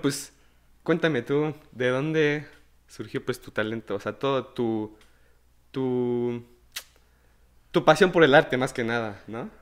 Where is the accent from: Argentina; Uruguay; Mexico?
Mexico; Comitán, Chiapas; soy de Comitán